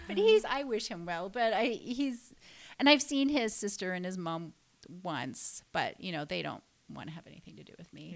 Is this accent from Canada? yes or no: yes; Canada; I stayed in um, my hometown